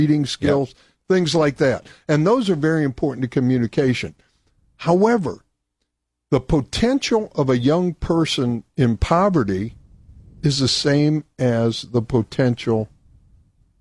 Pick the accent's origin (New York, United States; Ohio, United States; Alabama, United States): Ohio, United States; Akron; moved away; I've lived in 10 different states. I grew up in Akron.